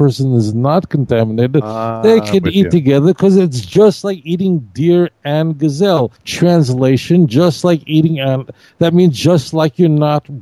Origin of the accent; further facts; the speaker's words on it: New York City, New York, United States; when I grew up in Brooklyn